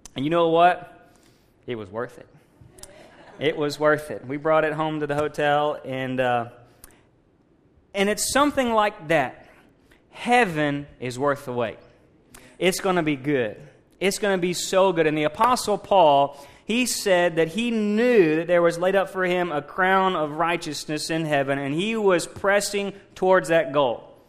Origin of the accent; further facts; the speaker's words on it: Missouri, United States; moved away; I'm from Missouri. Uh, you know, not originally, but I lived in Missouri most of my life